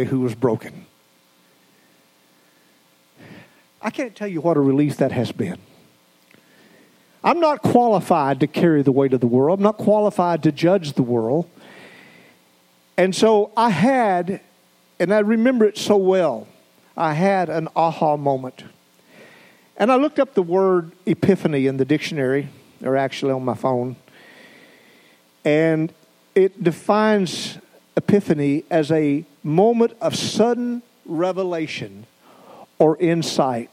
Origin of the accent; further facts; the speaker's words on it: the South, United States; moved away as an adult; also born or lived in Idaho; we came from the South. We had our culture in the South